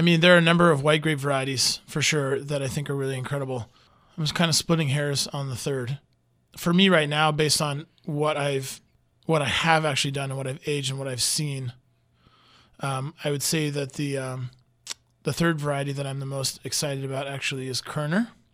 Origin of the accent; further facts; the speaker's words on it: United States; I'm American and I don't even speak French.